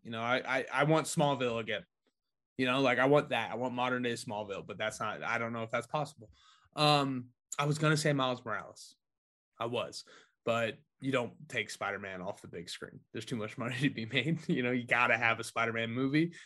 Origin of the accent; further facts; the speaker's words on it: New Palestine, Indiana, United States; my hometown of New Palestine, Indiana, two stoplights and a McDonald's